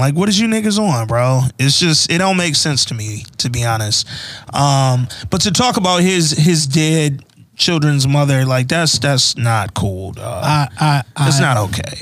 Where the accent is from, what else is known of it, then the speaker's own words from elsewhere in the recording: Alabama, United States; moved away; also born or lived in Atlanta, Georgia; Maybe it's because I'm from Alabama.